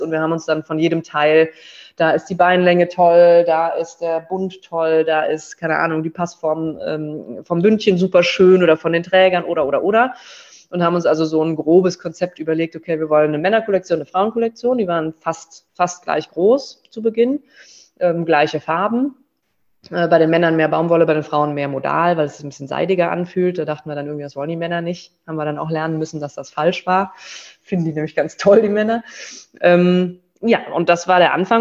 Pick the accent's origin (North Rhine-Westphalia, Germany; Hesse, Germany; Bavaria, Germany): North Rhine-Westphalia, Germany; Bonn; also born or lived in Berlin; now in Cologne, Germany; wir sind aus Bonn ursprünglich